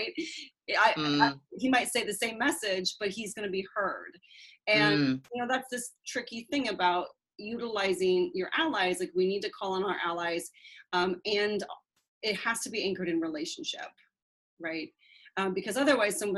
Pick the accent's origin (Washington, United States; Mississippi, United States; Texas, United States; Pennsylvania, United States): Washington, United States; Seattle; I grew up in Seattle, passive-aggressive, conflict-averse area.